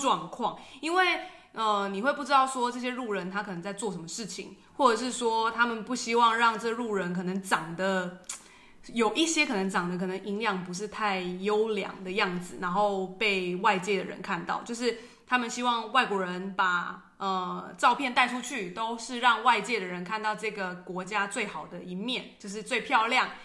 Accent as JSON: {"language": "Chinese", "country": "Taiwan", "said": "在我们台湾人来看"}